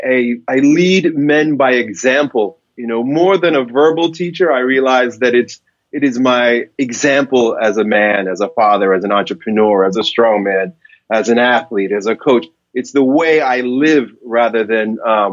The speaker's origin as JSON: {"language": "English", "area": "Long Island", "region": "New York", "country": "United States", "tie": "born or raised there", "said": "I grew up in Long Island, a suburb of New York City"}